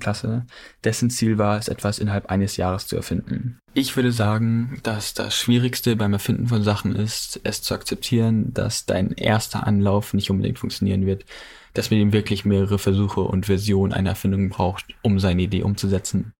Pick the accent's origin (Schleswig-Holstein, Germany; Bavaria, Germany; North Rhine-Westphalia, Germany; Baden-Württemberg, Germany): Schleswig-Holstein, Germany; Ilvesbüll; ich komme aus Ilvesbüll in Nordfriesland, Schleswig-Holstein